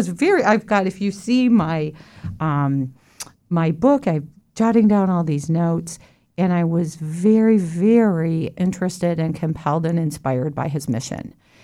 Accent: Colorado, United States; also born or lived in Texas / Illinois; Well, I consider myself from Colorado, but I was born in Texas, and my family moved from Texas to Illinois and then to Colorado.

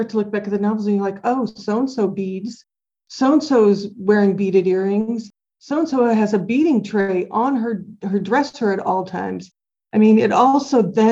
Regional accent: Minnesota, United States; now in Indiana, United States; I was born in Minnesota

